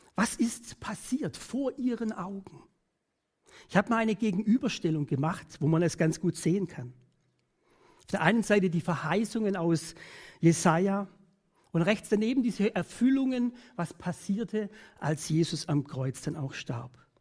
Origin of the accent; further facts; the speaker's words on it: Germany; Bei uns in Deutschland